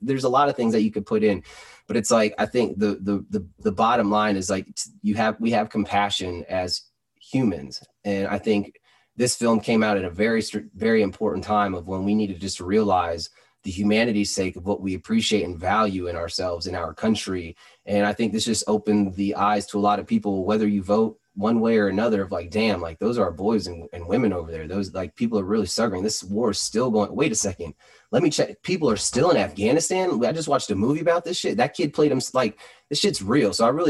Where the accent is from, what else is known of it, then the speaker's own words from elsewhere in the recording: United States; But I think above that, working up, we're American. So I think if you actually have appreciation for your American patriotism